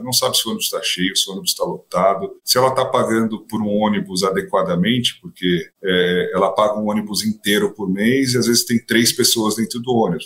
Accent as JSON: {"language": "Portuguese", "region": "São Paulo", "country": "Brazil", "said": "sou de São Paulo, vivo em São Paulo"}